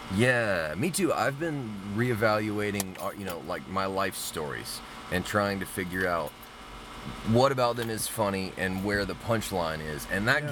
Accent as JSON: {"language": "English", "town": "Mobile", "region": "Alabama", "country": "United States", "tie": "born or raised there", "said": "I grew up in Mobile, Alabama."}